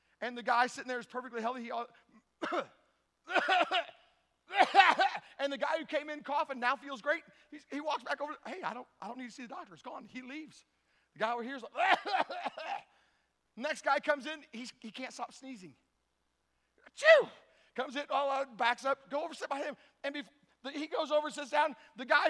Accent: Tennessee, United States; I'm from Tennessee

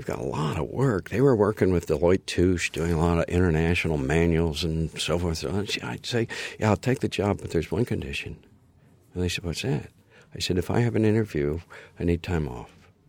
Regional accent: Seattle, Washington, United States; born there; And I was born in Seattle, which is a great city.

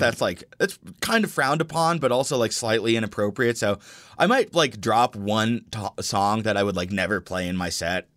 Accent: Denver, Colorado, United States; growing up in Denver

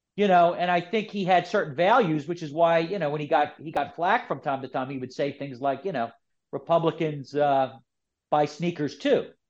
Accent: Philadelphia, Pennsylvania, United States; I'm from Philadelphia, so I grew up with Kobe

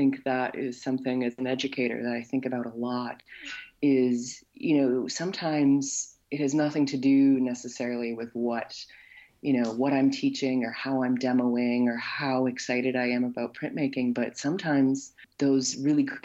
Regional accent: Wisconsin, United States; accent: Wisconsin; moved away as an adult; now in Nova Scotia, Canada; I'm a citizen, born and raised in Wisconsin

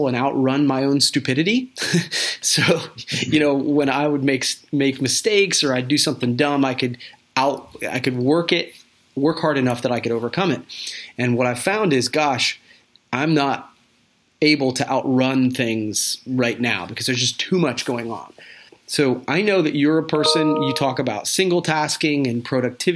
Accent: Coshocton, Ohio, United States; I'm from Coshocton, Ohio

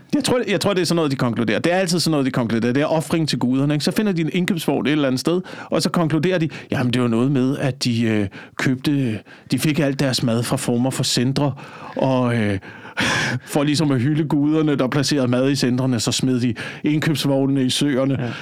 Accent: Slagelse, Zealand, Denmark; moved away; i Slagelse, hvor jeg voksede op

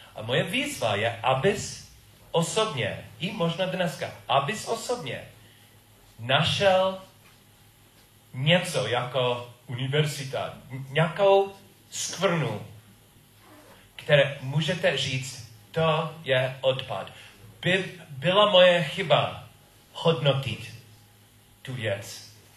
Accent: United States; Czech is a second language; moved away; jsem Američan a byl jsem v Americe a moje rodiči taky

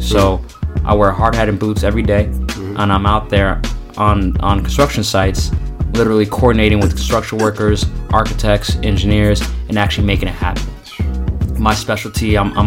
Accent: Redondo Beach, California, United States; moved away; also born or lived in Carson, California / Boston / New York; born in Redondo Beach, California, outside of LA. West Coast kid at heart, but I love the East Coast grind

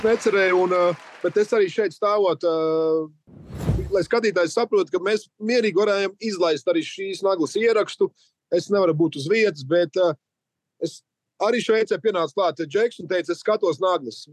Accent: Latvia; lepojamies par to, ka esam latvieši

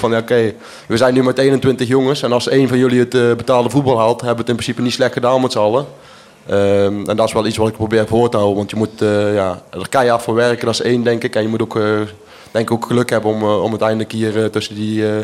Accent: Flanders, Belgium; En ik, eh, ik ben toch echt een Belg.

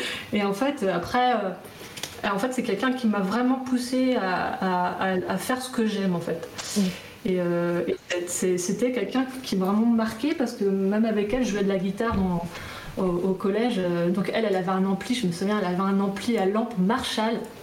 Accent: Guidel, Brittany, France; moved away as an adult; also born or lived in Nantes / Canada; je viens de Guidel, de Guidel, donc c'était à côté, entre Quimperlé et Lorient

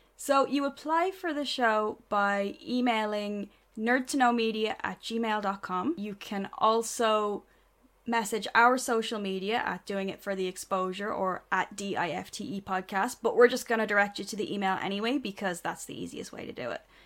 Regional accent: Ireland; we're Irish

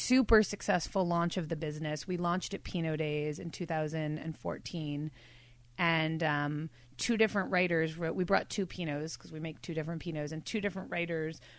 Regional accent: New York City, New York, United States; now in Bay Area, United States; I grew up in New York City

